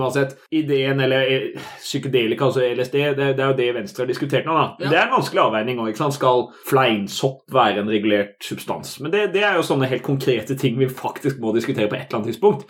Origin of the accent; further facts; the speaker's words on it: Sørlandet, Southern Norway, Norway; now in Oslo, Norway; I oppveksten på Sørlandet